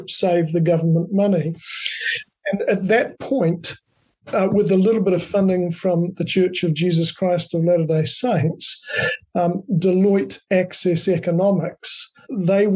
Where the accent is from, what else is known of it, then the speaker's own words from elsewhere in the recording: Dunedin, Otago, New Zealand; I was born in Dunedin